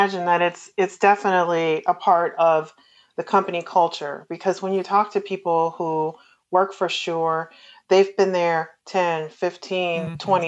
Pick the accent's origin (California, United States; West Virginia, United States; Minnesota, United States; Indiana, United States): Indiana, United States; Gary; moved away; also born or lived in East Coast / Tennessee; I'm from Gary, Indiana, and I definitely see a difference in the different places that I've lived on the East Coast and, you know, in Tennessee